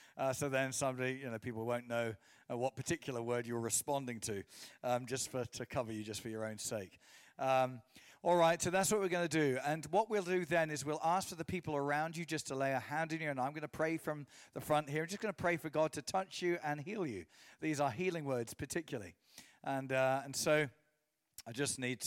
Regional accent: England, United Kingdom; my mum is from Portadown. So I was raised in England

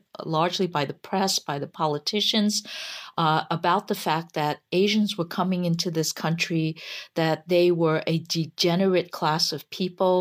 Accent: United States; I was born in the United States and as a result became a citizen

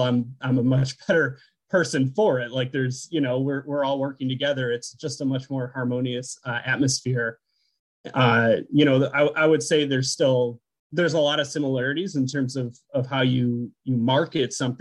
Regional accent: Buffalo, New York, United States; moved away as an adult; also born or lived in San Luis Obispo, California / Massachusetts / Alaska / Connecticut; now in Watkins Glen, United States; I grew up in Buffalo, you know, about 2 hours from here

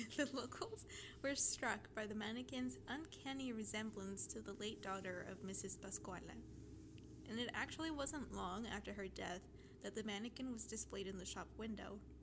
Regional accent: Mexico; moved away; it's actually from my hometown

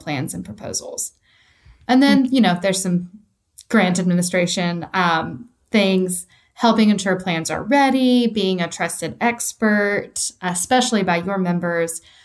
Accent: East Tennessee, United States; I am a true Tennessean. I was born and raised in East Tennessee

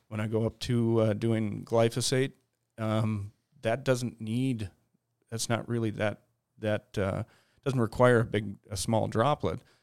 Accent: Detroit Lakes, Minnesota, United States; I grew up in Detroit Lakes, Minnesota

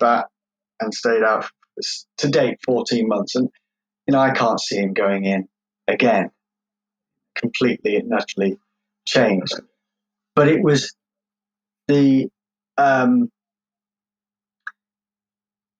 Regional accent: Derbyshire, East Midlands, United Kingdom; also born or lived in London; I grew up I was born in London, and I was adopted, and lived most of my childhood life in Derbyshire

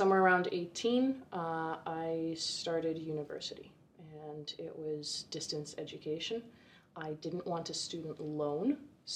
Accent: Vancouver, British Columbia, Canada; now in Kelowna, Canada; I grew up in Vancouver originally, and through circumstance, my father got a job here, so at 16, I moved to Kelowna

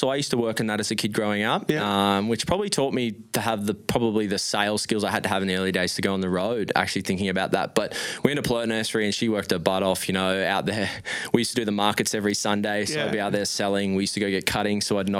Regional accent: Brisbane, Queensland, Australia; born there; So my mum's side's Italy, from Italy, and my dad's side's from New Zealand. So, and then I was born in Brisbane.

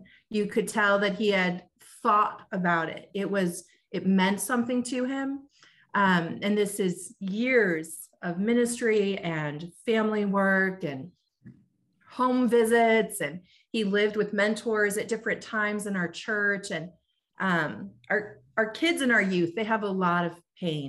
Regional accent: Front Royal, Virginia, United States; now in Chicago, United States; growing up in Front Royal

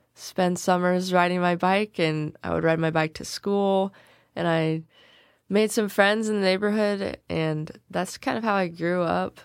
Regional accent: Selmer, Tennessee, United States; I was born in Salem. I've grown up, uh, here my whole life

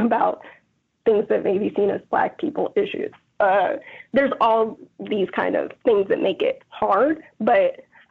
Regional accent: Georgia, United States; now in Chicago, United States; growing up in Georgia

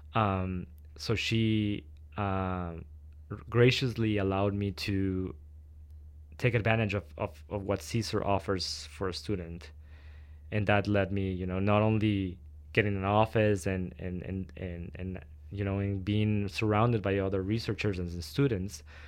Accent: Quito, Pichincha, Ecuador; moved away as an adult; now in Victoria, Canada; I was born in Quito, Ecuador, which is the capital. Um, and I've lived all my life there and just moved with my partner here to Victoria to start to begin school in in 2018

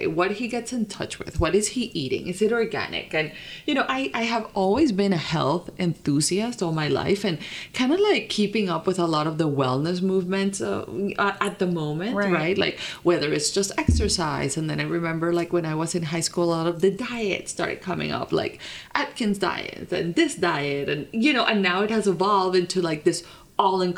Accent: Colombia; moved away as an adult; also born or lived in Vermont; I grew up in Colombia, like born, raised. And then after high school is when I started like living abroad

